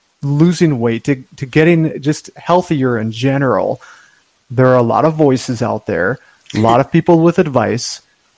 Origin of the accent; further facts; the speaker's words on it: Wisconsin, United States; I grew up in Wisconsin.